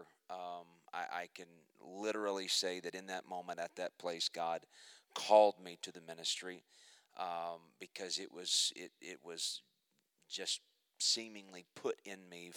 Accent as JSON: {"language": "English", "town": "Muskogee", "region": "Oklahoma", "country": "United States", "tie": "born or raised there", "said": "I was born in Muskogee, Oklahoma. I was raised a preacher's kid"}